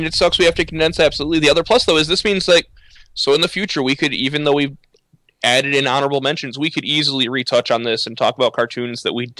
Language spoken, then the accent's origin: English; Northern Illinois, United States; I am from Northern Illinois